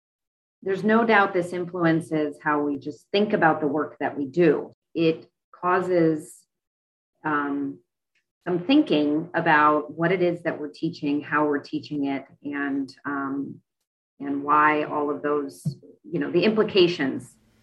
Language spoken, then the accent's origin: English; Miami, Florida, United States; I've been here for 15 years. I'm a product of Miami-Dade County Public Schools and left for a little bit, came back to Miami.